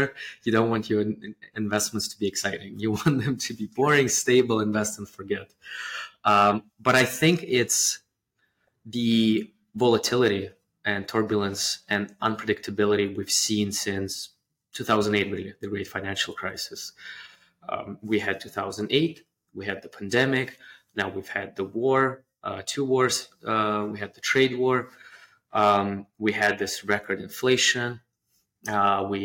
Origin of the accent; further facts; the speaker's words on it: Russia; moved away as an adult; also born or lived in Canada; now in United States; I grew up in the post-perestroika, the 90s Russia. I went to school and university there